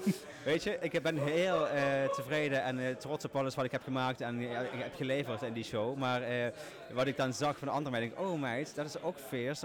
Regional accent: Limburg, Netherlands; accent: Limburg

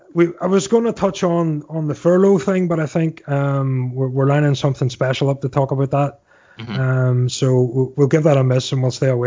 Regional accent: Northern Ireland, United Kingdom; now in United States; well, actually, I'm from Northern Ireland. But yeah, technically I'm from Ireland.

